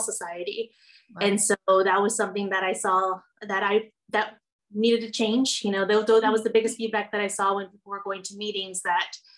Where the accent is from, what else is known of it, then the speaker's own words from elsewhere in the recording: Rio Grande Valley, Texas, United States; growing up in the Valley and knowing Spanish and being Hispanic